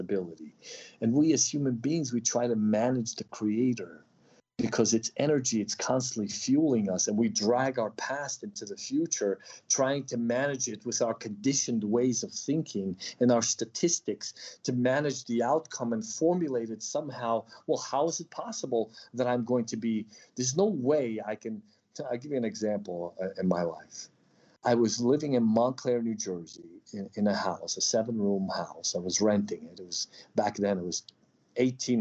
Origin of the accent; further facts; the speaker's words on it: Odesa, Odesa Oblast, Ukraine; moved away; also born or lived in New York / Taos, New Mexico; I'm a New Yorker. I came from Odessa.